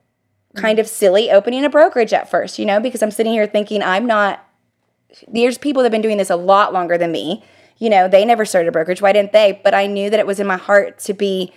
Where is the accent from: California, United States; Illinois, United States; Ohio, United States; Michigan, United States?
Ohio, United States; moved away as an adult; now in Florida, United States; I'm from Ohio. All my family's in Ohio